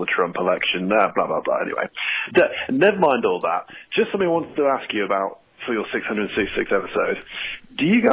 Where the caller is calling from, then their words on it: England, United Kingdom; I was just calling from England